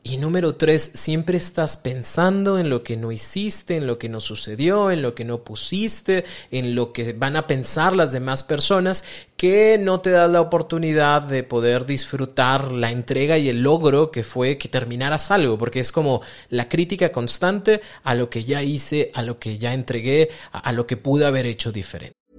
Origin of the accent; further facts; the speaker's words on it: Mexico; todos los mexicanos conocemos